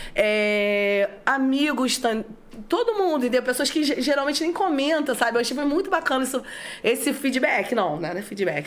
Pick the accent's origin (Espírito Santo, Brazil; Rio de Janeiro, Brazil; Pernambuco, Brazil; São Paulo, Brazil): Rio de Janeiro, Brazil; São Gonçalo; meu bairro, que eu sou nascida, né? Eu nasci em Alcântara